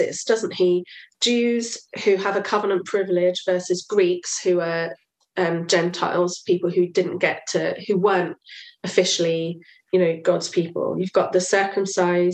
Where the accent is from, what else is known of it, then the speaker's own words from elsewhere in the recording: England, United Kingdom; also born or lived in Uganda; stopped being English when I became a Christian